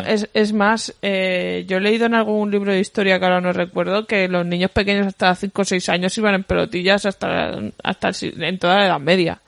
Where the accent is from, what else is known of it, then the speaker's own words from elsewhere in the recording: Badalona, Catalonia, Spain; soy de Badalona, Badalona City